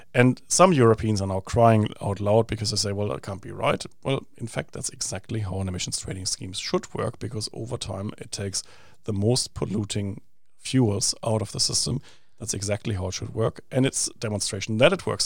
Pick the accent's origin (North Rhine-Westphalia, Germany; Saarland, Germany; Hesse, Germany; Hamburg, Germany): North Rhine-Westphalia, Germany; Essen; moved away as an adult; now in New Zealand; my hometown of Essen